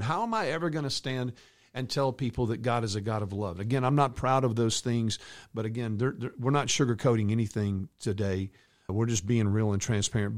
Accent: a hometown two hours from Dallas, Texas, United States; my hometown two hours away from Dallas

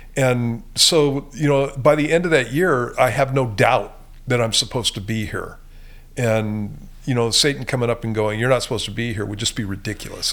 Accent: Southern California, United States; moved away; I grew up in Southern California, and that's where I got saved at.

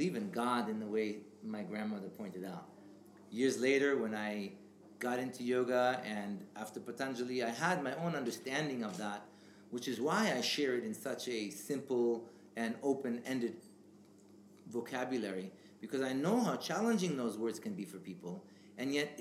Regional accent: Israel; English is a second language; moved away; I grew up in Israel and I have a Jewish background

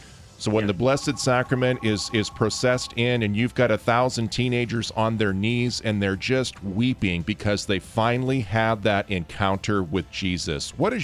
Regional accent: Diocese of Boise, Idaho, United States; I'm from the Diocese of Boise

